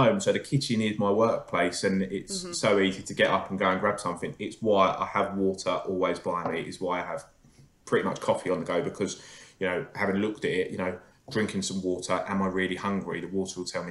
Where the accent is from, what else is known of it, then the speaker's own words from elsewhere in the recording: Essex, East of England, United Kingdom; I'm from Essex